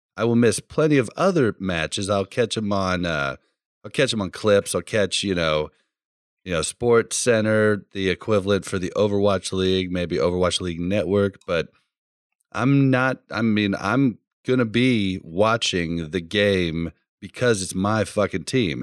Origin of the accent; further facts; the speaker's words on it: Kansas City, Missouri, United States; I come from Kansas City